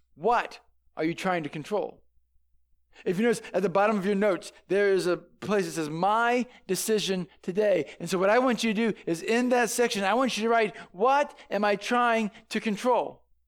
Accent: St. Louis, Missouri, United States; I grew up in Saint Louis

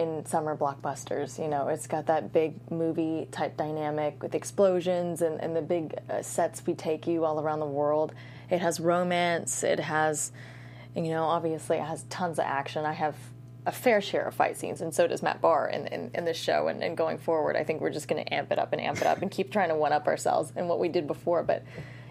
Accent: Morocco; moved away; my home country, to Marrakesh and Tangiers

